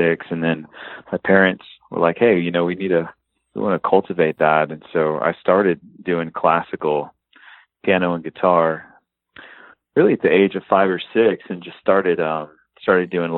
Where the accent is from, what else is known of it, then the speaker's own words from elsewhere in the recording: Fort Worth, Texas, United States; now in Nashville, United States; I'm from Fort Worth, Texas